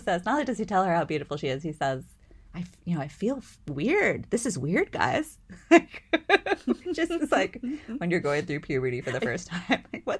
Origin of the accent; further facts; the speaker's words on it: East Coast, United States; Though I grew up on the East Coast, a lot of people mistake me for a Californian because of my accent or my speech or whatever